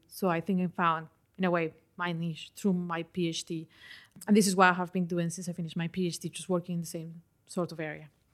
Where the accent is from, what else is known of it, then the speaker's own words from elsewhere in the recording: Colombia; moved away as an adult; also born or lived in London, United Kingdom; now in United Kingdom; I did that back in my country. I'm originally from Colombia.